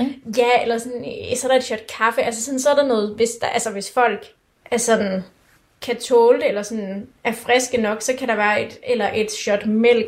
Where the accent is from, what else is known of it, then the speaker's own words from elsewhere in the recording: Denmark; Vi er danskere, vi er unge